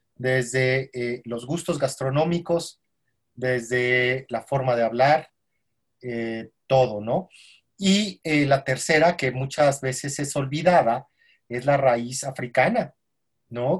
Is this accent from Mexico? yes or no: yes; Mexico; como mexicanos